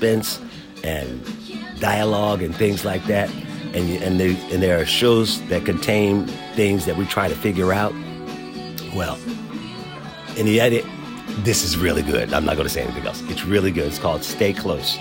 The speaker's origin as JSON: {"language": "English", "town": "Philadelphia", "region": "Pennsylvania", "country": "United States", "tie": "born or raised there", "said": "as a black man growing up in Philadelphia"}